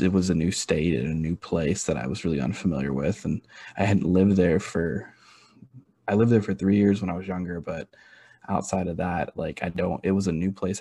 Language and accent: English; Houston, Texas, United States; moved away as an adult; now in Kentucky, United States; I was born and raised in Houston, and I'm a very proud like Houstonian.